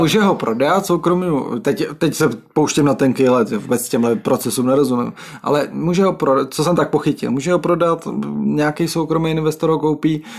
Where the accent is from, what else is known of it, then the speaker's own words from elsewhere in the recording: České Budějovice, South Bohemian Region, Czechia; also born or lived in Písek; jsem budějčák a na Budvar jsem koukal, eh, asi deset let svého života